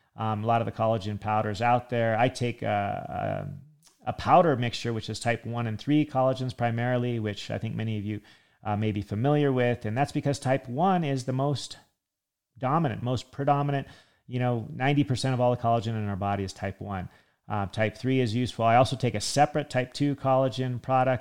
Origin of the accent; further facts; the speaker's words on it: California, United States; I grew up in California